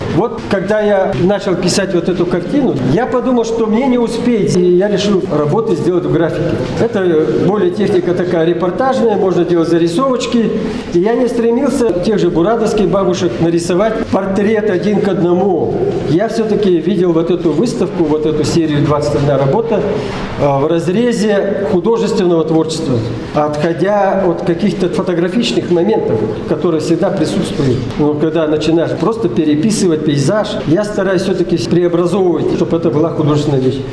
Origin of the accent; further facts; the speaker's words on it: Igra, Udmurtia, Russia; also born or lived in Malaya Purga; Я родился в Малой Бурге, а вообще детство и все остальное прошло в поселке Игар